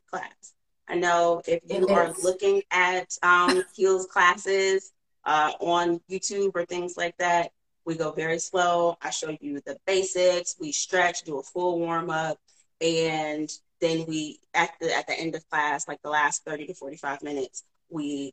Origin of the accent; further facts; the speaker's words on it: Cleveland, Ohio, United States; I'm from Cleveland.